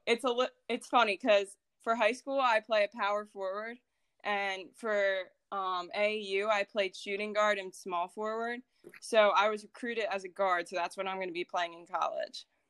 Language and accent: English; Philadelphia, Pennsylvania, United States; I was born in Philadelphia, Pennsylvania